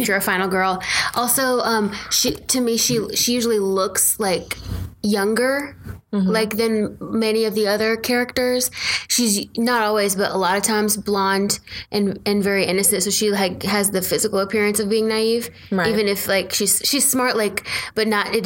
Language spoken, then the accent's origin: English; Atlanta, Georgia, United States; accent: drawl; I'm from Atlanta